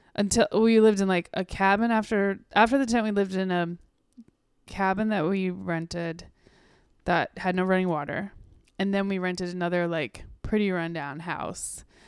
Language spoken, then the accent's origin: English; North Carolina, United States; born or raised there; also born or lived in California